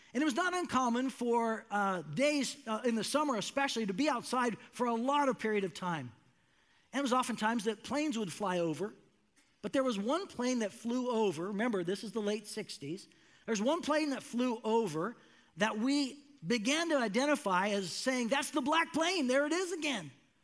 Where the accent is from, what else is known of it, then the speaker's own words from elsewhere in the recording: Northern California, United States; I grew up in Northern California in a very rural area. My parents had a couple acres of land.